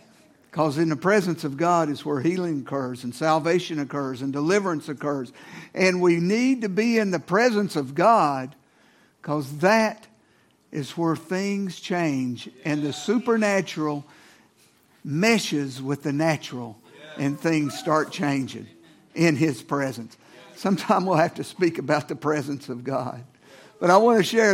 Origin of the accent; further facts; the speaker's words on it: Norton, Virginia, United States; substance abuse medicine in my hometown of Norton, Virginia.